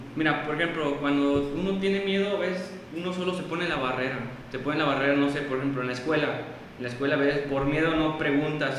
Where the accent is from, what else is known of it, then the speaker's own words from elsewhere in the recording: El Naranjo, San Luis Potosí, Mexico; now in San Luis Potosí, Mexico; yo soy originario de la Huasteca Potosina y estoy viviendo actualmente aquí en, la capital